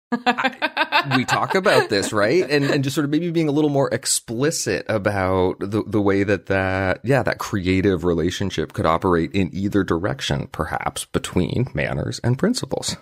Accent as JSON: {"language": "English", "region": "Vermont", "country": "United States", "tie": "born or raised there", "said": "we grew up in Vermont and we live and work in Vermont."}